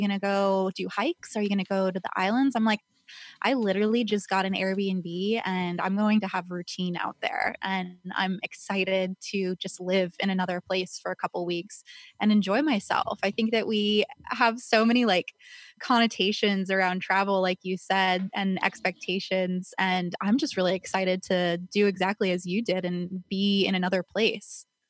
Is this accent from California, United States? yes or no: yes; Calabasas, California, United States; I grew up in Agora, Calabasas area